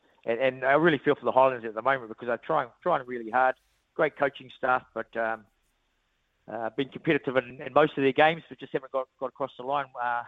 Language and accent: English; Hawke's Bay, New Zealand; I really enjoyed my time in Dunedin. Obviously, I'm from Hawke's Bay, but got a special affinity with the place